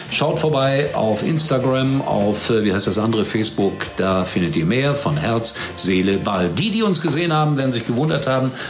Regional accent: Germany; Dort hat man dann allerdings gemerkt, mein Gott, das ist ja ein Westdeutscher, der da eingereist ist.

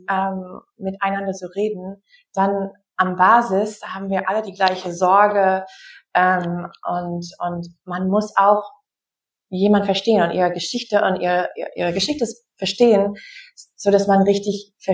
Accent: Wisconsin, United States; ich bin Amerikanerin, wie du gesagt hast. Ich bin in Wisconsin aufgewachsen

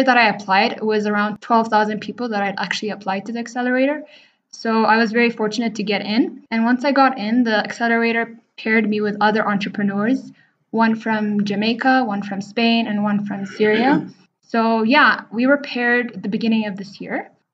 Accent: Addis Ababa, Ethiopia; also born or lived in India; I'm originally from Addis Ababa, Ethiopia. So I spent the first 18 years of my life here. I was born and raised here.

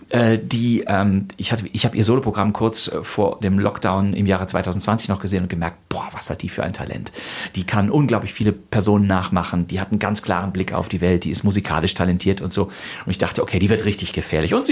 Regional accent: Rhineland, Germany; Den gibt es im Rheinland, wo ich herkomme, nicht. Also selbst wenn bei uns mal ein paar Leute Kölsch sprechen, dann ist das vielleicht gerade mal ganz lustig

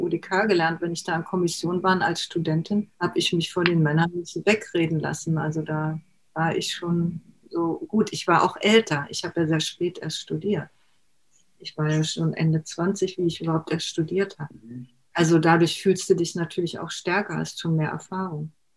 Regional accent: Berlin, Germany; ich bin ja in Berlin geboren

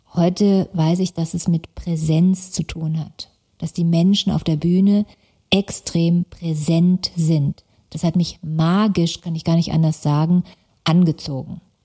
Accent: Stuttgart, Baden-Württemberg, Germany; born or raised there; also born or lived in Karlsruhe

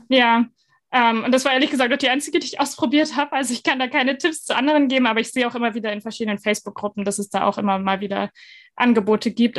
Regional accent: Northern Germany, Germany; moved away as an adult; now in Denmark; ich komme ja aus Norddeutschland

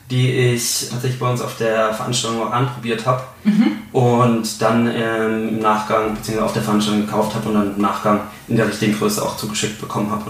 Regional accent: Bavaria, Germany; Ich komme aus Franken eigentlich gebürtig und da ist es, ähm, da Franken eigentlich eine Bier- und Weinregion ist

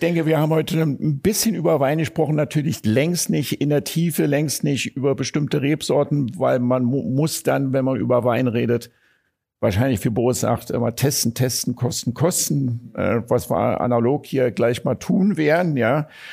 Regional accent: Berlin, Germany; ich als Berliner

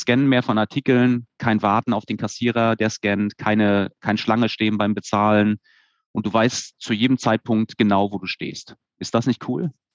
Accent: Stralsund, Mecklenburg-Vorpommern, Germany; Also ich bin in Stralsund geboren und aufgewachsen.

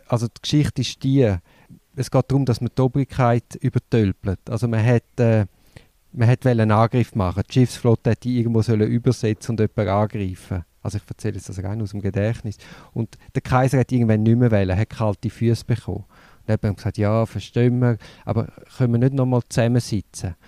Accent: Switzerland; in der Schweiz haben wir das Problem

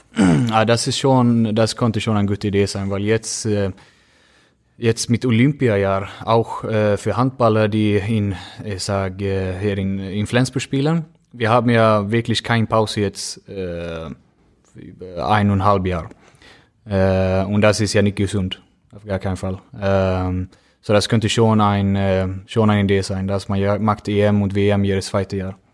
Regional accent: Gothenburg, Västra Götaland, Sweden; German is a second language; moved away as an adult; now in Germany; Önnered ist, wo, äh, das ist mein Heimat

